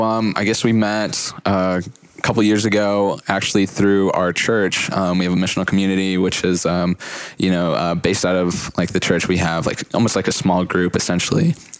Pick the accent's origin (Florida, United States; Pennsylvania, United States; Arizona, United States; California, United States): Florida, United States; Tallahassee; moved away as an adult; now in Atlanta, United States; I'm actually from Tallahassee. And so I went over to the good side. I went to UF, but it's been awesome experience. I moved here to Atlanta in the past. I think it's been, 2.5 years